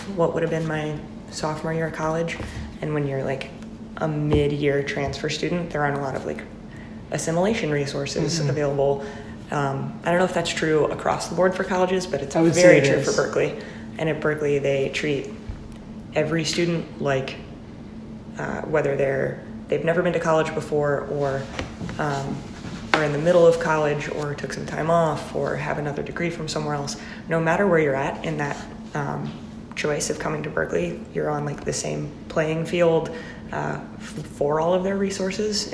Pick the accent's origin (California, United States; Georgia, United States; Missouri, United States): Missouri, United States; Joplin; moved away as an adult; also born or lived in Nashville, Tennessee; now in Boston, United States; I am from Joplin, Missouri